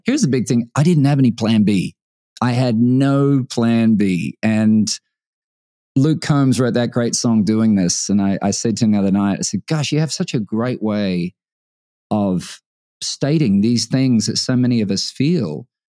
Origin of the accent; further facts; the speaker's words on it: Brisbane, Queensland, Australia; moved away; Brisbane, my hometown